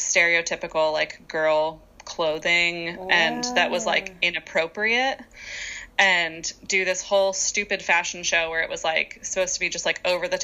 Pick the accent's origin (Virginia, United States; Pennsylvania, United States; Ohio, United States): Virginia, United States; moved away as an adult; I grew up in Virginia